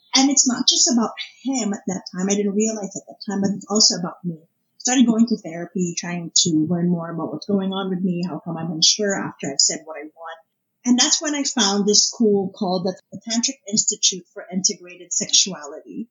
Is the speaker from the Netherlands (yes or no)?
no; Philippines; moved away as an adult; now in Canada; growing up in the Philippines